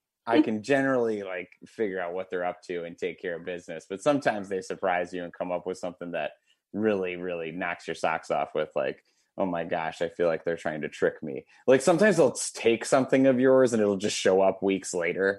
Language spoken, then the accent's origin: English; Wisconsin, United States; I'm from Wisconsin